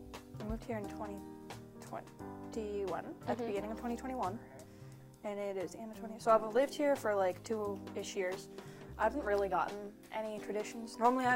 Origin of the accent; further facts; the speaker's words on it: Manitoba, Canada; moved away as an adult; now in Vancouver, Canada; I grew up in Manitoba, so we had actual snow every year.